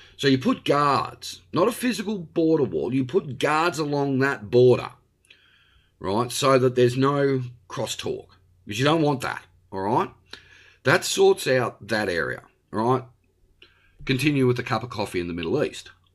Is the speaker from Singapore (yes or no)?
no; Australia; also born or lived in Victoria; I am an Australian. I live in Victoria